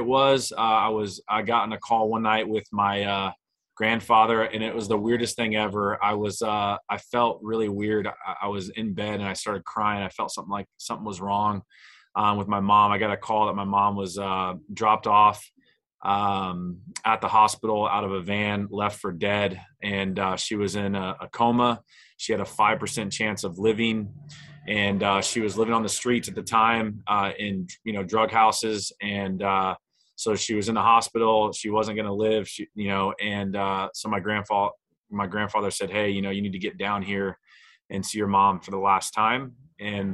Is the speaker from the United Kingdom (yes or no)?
no; Naples, Florida, United States; I was born in Naples, Florida